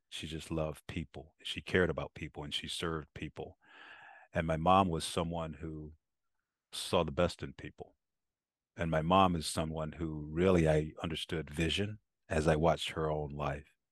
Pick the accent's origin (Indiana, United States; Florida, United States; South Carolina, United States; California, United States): South Carolina, United States; poor black kid growing up in South Carolina